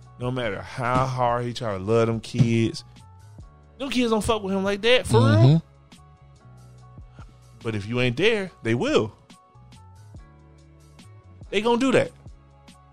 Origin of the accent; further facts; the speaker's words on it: the South, United States; I'm from the South, and I love it. So it's always going to be yes, ma'am, no, ma'am.